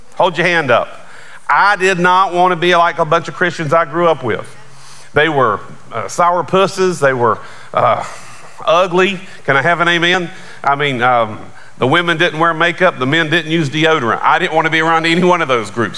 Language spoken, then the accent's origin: English; Charlotte, North Carolina, United States; I grew up right outside of Charlotte.